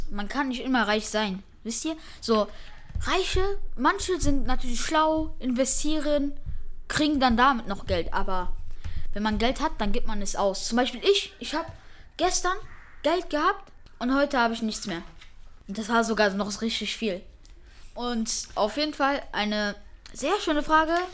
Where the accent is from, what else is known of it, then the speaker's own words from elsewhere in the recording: Germany; So zur Zeit, die Deutschen sagen immer, ich bin Pole oder Franzose. Aber Lüge. Ich bin einfach nur Deutsch.